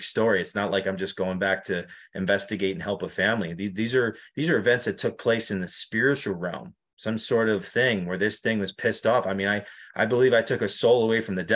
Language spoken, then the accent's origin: English; New York, United States; now in Connecticut, United States; I live in Connecticut right now. You know, it's probably like a couple of hours away, but I'm originally from New York.